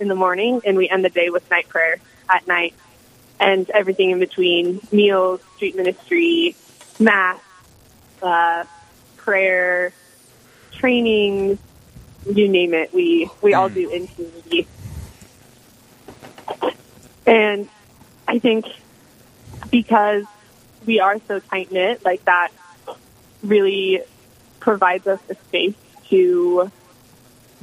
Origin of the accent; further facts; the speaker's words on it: Cheyenne, Wyoming, United States; moved away as an adult; now in Denver, United States; I am currently a Christ in the City missionary in Denver, Colorado, but I'm from Cheyenne, Wyoming.